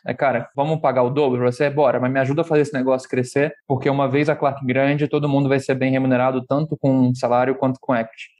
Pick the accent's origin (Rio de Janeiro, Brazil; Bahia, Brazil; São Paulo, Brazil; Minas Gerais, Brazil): Rio de Janeiro, Brazil; eu sou do Rio de Janeiro